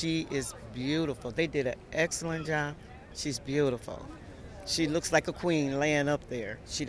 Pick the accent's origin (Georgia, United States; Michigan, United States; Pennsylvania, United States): Michigan, United States; Detroit; I was raised up from down the street from New Bethel.